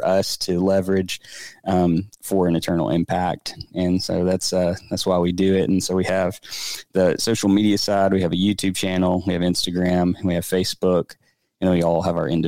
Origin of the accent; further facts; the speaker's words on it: Birmingham, Alabama, United States; We grew up together here in the Birmingham area